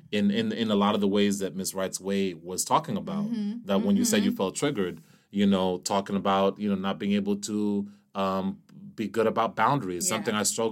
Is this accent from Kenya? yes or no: yes; Kenya; moved away; I was born in Kenya